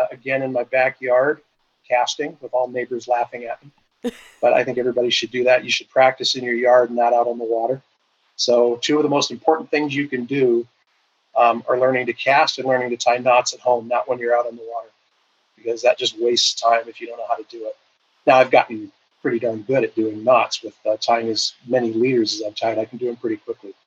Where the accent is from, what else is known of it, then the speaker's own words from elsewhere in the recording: Washington, United States; moved away as an adult; also born or lived in Southern California; I grew up in Washington State